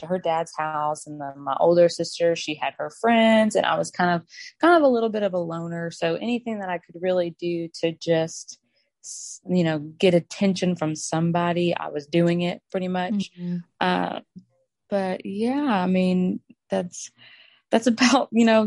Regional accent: Arkansas, United States; I'm from Arkansas. I'm 24 years old. I own a modest clothing boutique here in Bryant

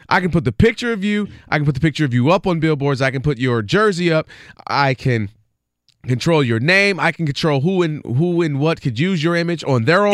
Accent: Ann Arbor, Michigan, United States; born and raised in Ann Arbor, Michigan.

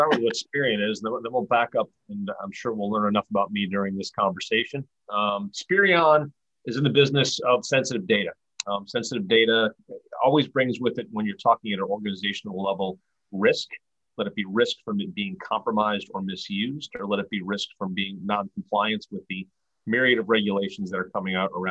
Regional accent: Rochester, New York, United States; also born or lived in Pomona, California / New Orleans, Louisiana / Philadelphia, Pennsylvania / Sacramento, California; now in Tampa, United States; I grew up in Rochester, New York

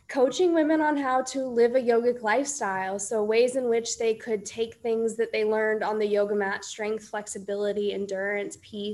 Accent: Iowa, United States; moved away as an adult; also born or lived in Colorado; I was born and raised in Iowa

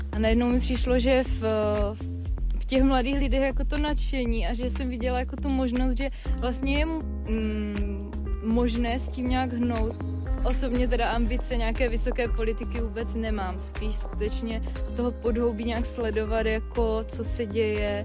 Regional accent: Olomouc, Olomouc Region, Czechia; Jsem sice z Olomouce a učím na gymnáziu Jana Opletala, to je litovelské gymnázium

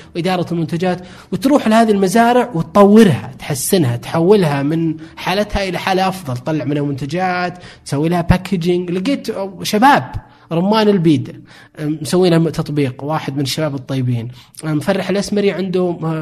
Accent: Saudi Arabia

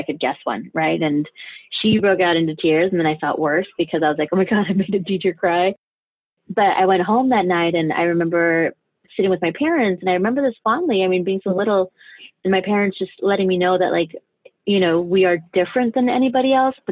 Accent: Denver, Colorado, United States; also born or lived in Juarez, Chihuahua, Mexico; now in New York, United States; I'm originally from Juarez, Chihuahua, Mexico. I grew up in parts of Juarez. I grew up in Denver

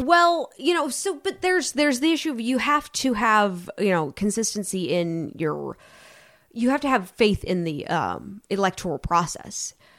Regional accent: North Carolina, United States; my home state, North Carolina

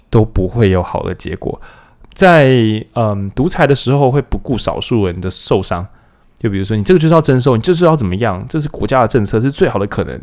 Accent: Taiwan; 我们台湾人

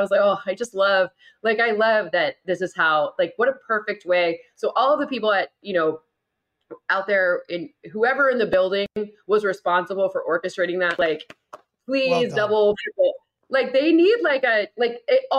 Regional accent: Midwest, United States; I'm not from here. I didn't make this infrastructure. I'm from the Midwest. I'm a hardy soul.

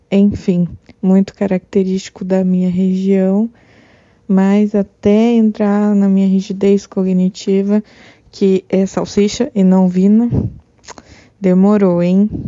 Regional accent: Curitiba, Paraná, Brazil; eu sou autista e eu morei quase a minha vida toda em Curitiba. Aprendi a chamar salsicha divina. E eis que aos 21 anos eu me mudo para outra cidade do Paraná

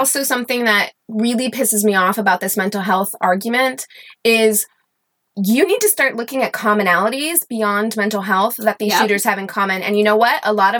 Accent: Missouri, United States; But I am from Southern Missouri, or I've lived a lot of places, but that's home to me.

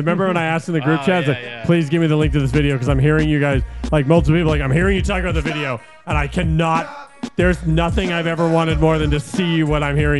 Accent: Tucson, Arizona, United States; I'm from Tucson, Arizona.

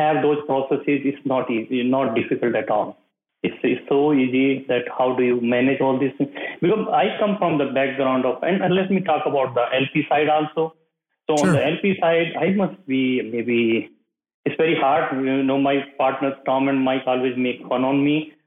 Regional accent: North India, India; moved away as an adult; I come from the North India side

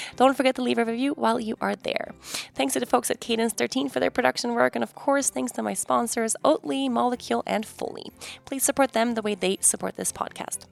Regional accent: Sweden; moved away; my home country, Sweden

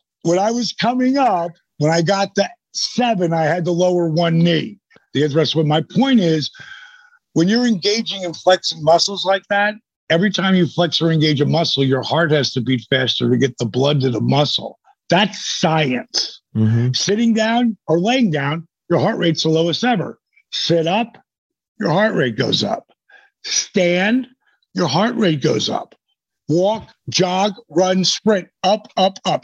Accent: Point Pleasant, New Jersey, United States; that's where I grew up in the Jersey Shore.

